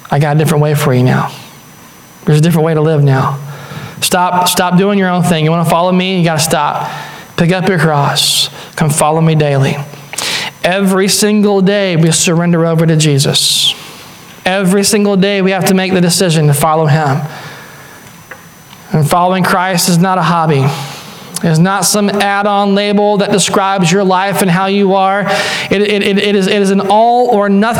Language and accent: English; Deep South, United States; I grew up in the Deep South